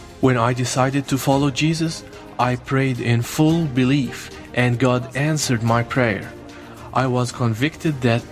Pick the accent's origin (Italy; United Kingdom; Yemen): Yemen; Taiz, Taiz Governorate; now in Lebanon; I was born in Taaz, Yemen. Now I live in Lebanon